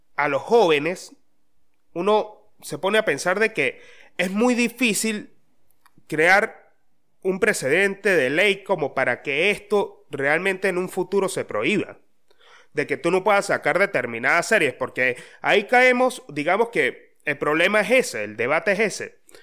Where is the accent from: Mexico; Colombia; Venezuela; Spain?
Venezuela; Mérida; moved away; de donde yo soy, de donde yo vengo